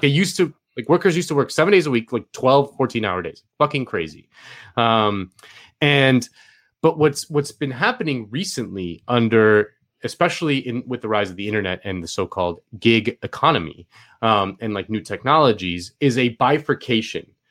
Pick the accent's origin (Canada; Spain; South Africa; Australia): Spain; moved away; I grew up in Spain